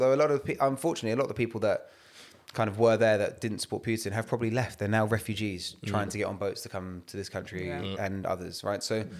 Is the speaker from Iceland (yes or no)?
no; London, United Kingdom; because when man was growing up on Evering Road and it was India v Pakistan street cricket, man was playing off spinner for Pakistan.